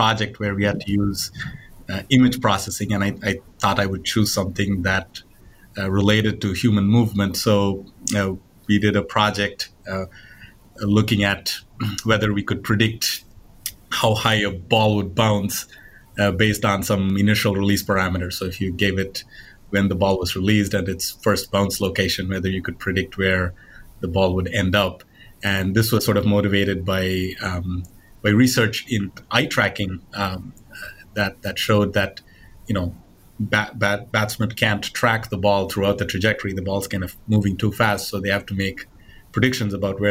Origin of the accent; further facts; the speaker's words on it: India; moved away; I grew up in India